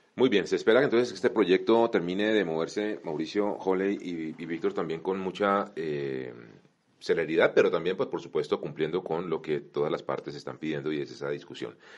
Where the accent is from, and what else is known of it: Colombia